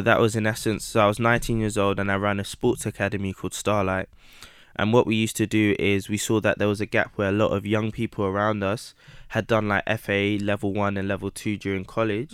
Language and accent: English; London, United Kingdom; also born or lived in Midlands (boarding school); I grew up in Southeast London in Camberwell, um, between Camberwell and Peckham.